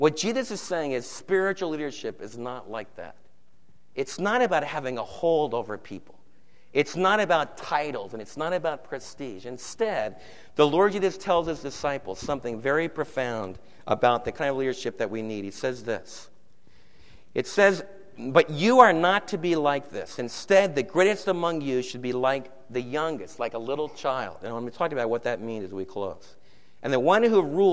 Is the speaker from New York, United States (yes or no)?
yes; New York, United States; Don and I were raised in New York City